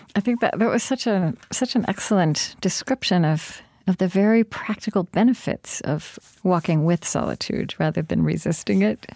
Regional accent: United States; I'm American

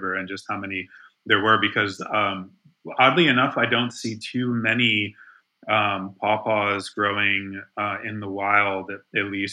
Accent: Ohio, United States; now in North Carolina, United States; I grew up in Ohio

